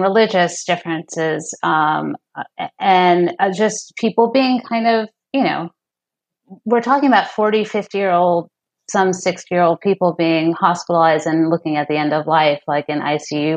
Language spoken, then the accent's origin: English; New York City, New York, United States; now in San Francisco, United States; I grew up in New York City, Upper West Side.